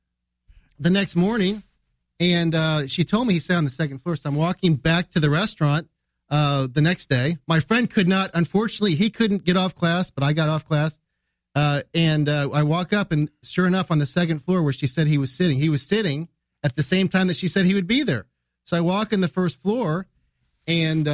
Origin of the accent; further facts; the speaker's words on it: United States; I'm from the United States